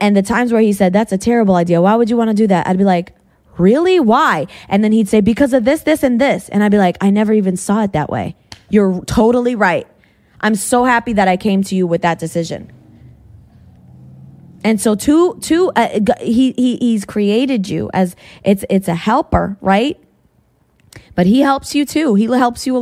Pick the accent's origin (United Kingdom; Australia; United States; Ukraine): United States; New England; moved away; I came from New England.